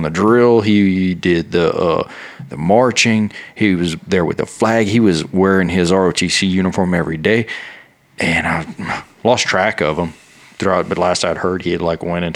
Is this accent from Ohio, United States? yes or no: no; Louisiana, United States; moved away; I grew up on the bayous of Louisiana